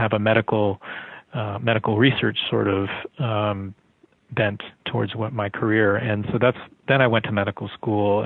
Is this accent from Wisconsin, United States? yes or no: no; Miami, Florida, United States; also born or lived in North Carolina; when I was growing up in Miami